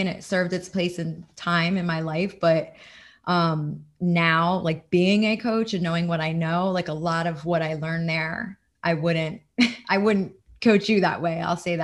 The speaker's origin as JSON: {"language": "English", "region": "New Jersey", "country": "United States", "moved": "yes", "lives_now": "Florida, United States", "said": "I'm from New Jersey originally. I live in Florida now."}